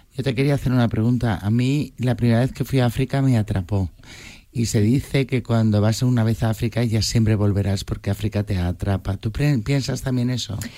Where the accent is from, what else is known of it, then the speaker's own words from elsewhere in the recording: Madrid, Community of Madrid, Spain; como somos de Madrid